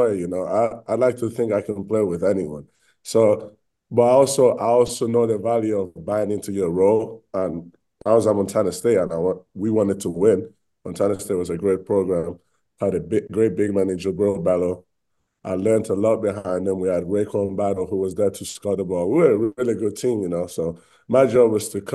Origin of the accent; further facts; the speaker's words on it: Bradford, Yorkshire and the Humber, United Kingdom; moved away as an adult; also born or lived in Spain; now in Utah, United States; I was born in Spain, and then I moved to England. And then when I was in England, I played for a team called Bradford Dragons